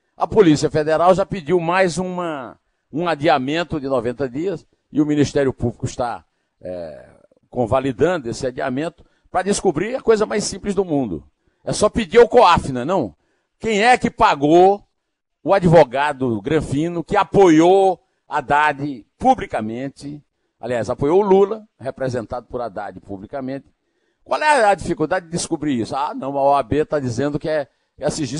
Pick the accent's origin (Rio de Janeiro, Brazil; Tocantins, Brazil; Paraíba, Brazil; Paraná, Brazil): Paraíba, Brazil; Iraúna; born or raised there; now in São Paulo, Brazil